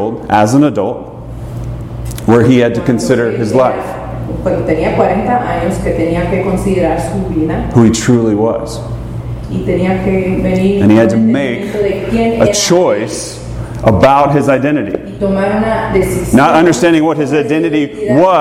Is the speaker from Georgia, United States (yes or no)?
yes; Atlanta, Georgia, United States; moved away; I grew up in Atlanta